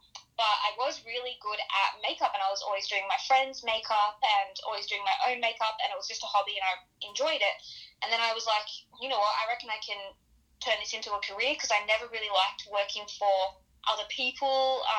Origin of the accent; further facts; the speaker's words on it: Sydney, New South Wales, Australia; Yeah, Sydney.